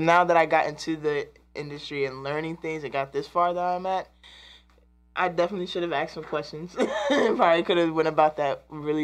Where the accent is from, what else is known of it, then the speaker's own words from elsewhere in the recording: DMV area, Virginia, United States; I'm from Virginia and born and raised in the DMV area